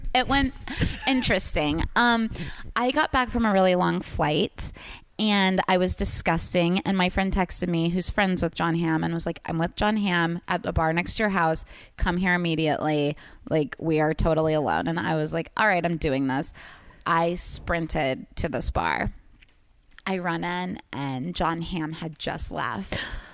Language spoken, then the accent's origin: English; Kansas, United States; It's Kansas. It's probably actually KU.